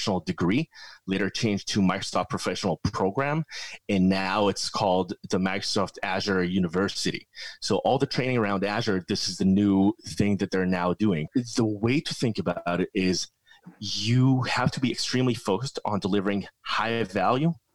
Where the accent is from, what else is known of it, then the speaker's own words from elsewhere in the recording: Israel; I grew up in Israel.